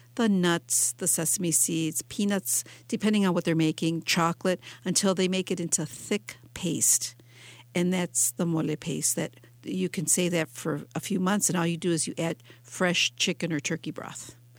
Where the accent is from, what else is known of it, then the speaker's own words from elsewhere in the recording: Detroit, Michigan, United States; here in my hometown in Detroit